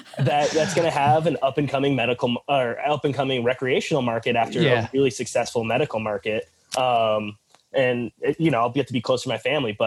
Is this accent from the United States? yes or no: yes; Phoenix, Arizona, United States; moved away as an adult; now in New York, United States; So I'm originally from Phoenix. And so I'm making the move back across the country from New York to my hometown.